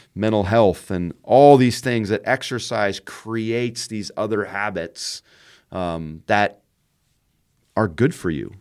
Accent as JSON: {"language": "English", "country": "Canada", "tie": "born or raised there", "moved": "as an adult", "lives_now": "Indiana, United States", "said": "we've raised our kids in Indiana, uh, but I grew up in Canada"}